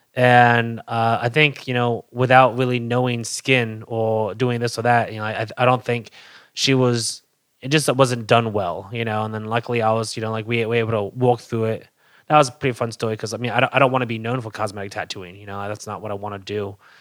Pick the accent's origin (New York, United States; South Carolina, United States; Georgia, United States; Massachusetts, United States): New York, United States; Hamilton; also born or lived in Albany, New York; I was born in Hamilton, New York, air shipped to Albany